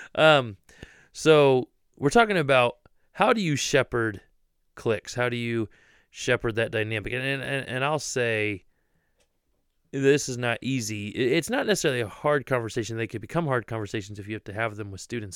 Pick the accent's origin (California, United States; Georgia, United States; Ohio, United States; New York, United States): Ohio, United States; I'm from Ohio, born and raised.